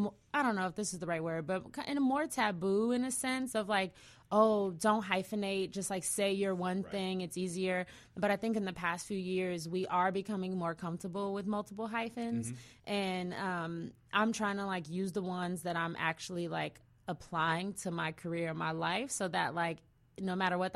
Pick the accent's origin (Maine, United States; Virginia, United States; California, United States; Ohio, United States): California, United States; I'm from the Bay Area.